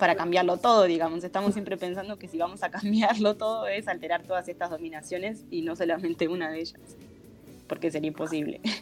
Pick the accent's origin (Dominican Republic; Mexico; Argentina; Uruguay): Uruguay; Durazno; Yo soy de Durazno